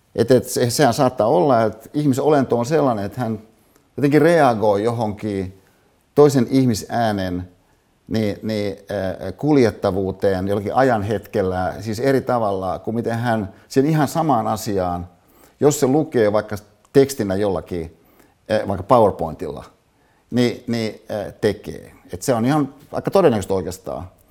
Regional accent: Hyvinkää, Uusimaa, Finland; moved away; Hyvinkäälle, mistä mä siis kotoisin, äiteni katsomaan

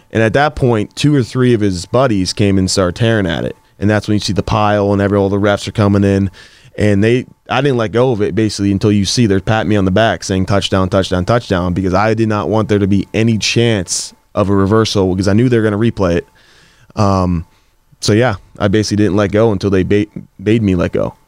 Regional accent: Gibsonia, Pennsylvania, United States; I grew up in Gibsonia slash Wexford area.

